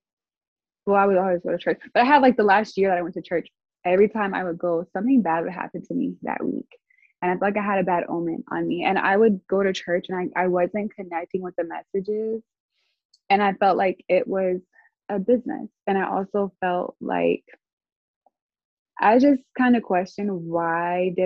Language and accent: English; Arkansas, United States; I'm from Arkansas